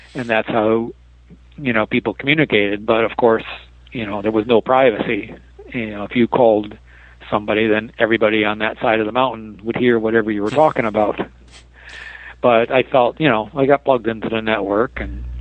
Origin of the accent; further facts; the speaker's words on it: Detroit, Michigan, United States; moved away; also born or lived in East Bay, California / San Francisco, California; I grew up in Detroit